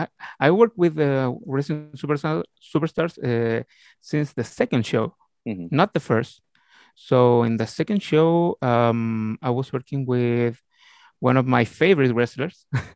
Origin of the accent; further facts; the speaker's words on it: Talagante, Santiago Metropolitan Region, Chile; English is a second language; I'm from Talagante, Chile. It's a little town all over Santiago de Chile. I have 34 years old.